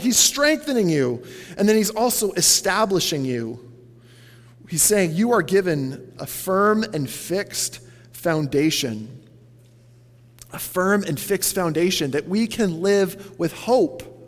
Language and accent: English; Canada; as a Canadian